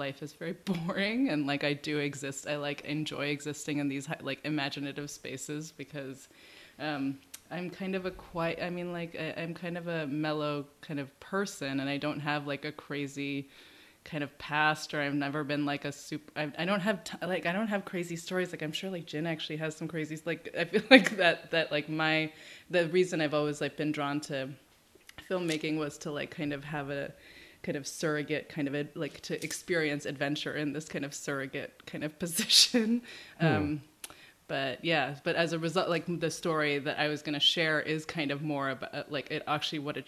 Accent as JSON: {"language": "English", "region": "New Jersey", "country": "United States", "tie": "born or raised there", "also_born_or_lived": "Florida", "said": "I grew up in New Jersey, went to public school there until like eighth grade, and then my family moved to Florida for 2 years."}